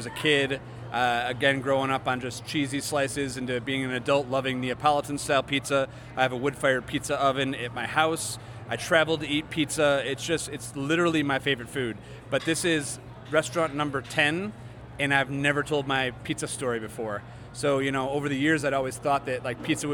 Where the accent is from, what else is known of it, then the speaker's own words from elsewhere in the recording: Des Plaines, Illinois, United States; moved away as an adult; now in Denver, United States; Grew up in Des Plaines, right by O'Hare Airport